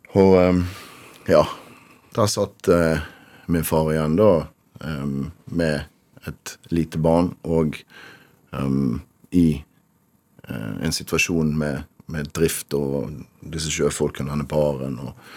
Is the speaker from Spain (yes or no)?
no; Rotterdam, South Holland, Netherlands; now in Bergen, Norway; Født i Rotterdam. Ja. Av eh, norske foreldre, begge to.